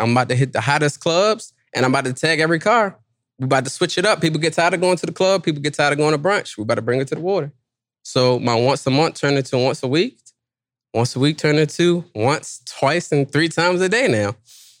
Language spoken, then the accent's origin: English; Washington, District of Columbia, United States; I'm from D.C.